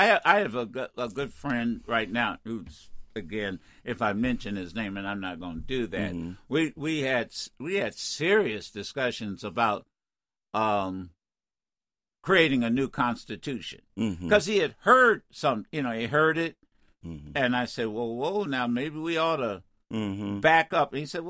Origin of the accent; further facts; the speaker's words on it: Dayton, Ohio, United States; I grew up in Dayton.